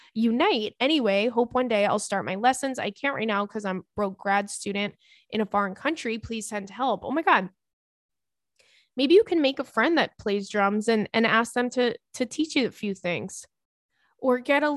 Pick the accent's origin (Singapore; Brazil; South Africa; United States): Brazil; moved away as an adult; now in Canada; I moved to Canada last year. I'm from Brazil. I'm from Brazil for my master's and I love it here, but moving to a different country alone and starting everything from scratch is not easy at all.